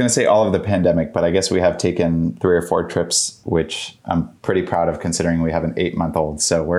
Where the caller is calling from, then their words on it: Washington, District of Columbia, United States; I'm joining from Washington, D.C.